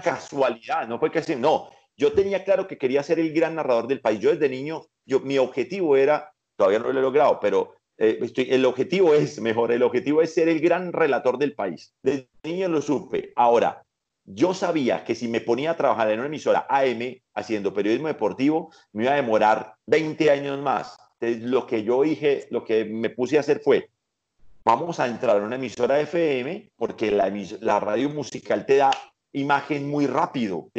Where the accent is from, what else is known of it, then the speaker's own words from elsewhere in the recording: Paisa, Antioquia, Colombia; now in Bogotá, Colombia; soy paisa